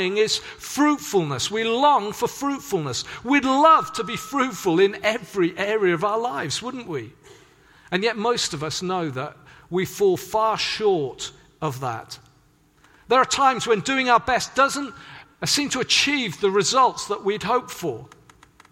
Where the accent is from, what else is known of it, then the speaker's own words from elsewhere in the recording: Swansea, Wales, United Kingdom; moved away; also born or lived in Hedge End; growing up in Swansea